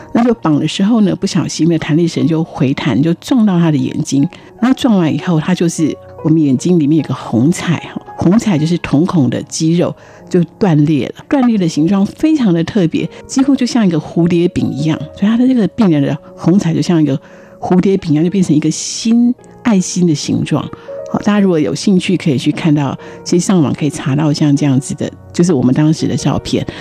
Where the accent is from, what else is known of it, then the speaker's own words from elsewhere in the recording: Taipei, Taiwan; also born or lived in Houlong, Miaoli County (family hometown); 从小我就在台北长大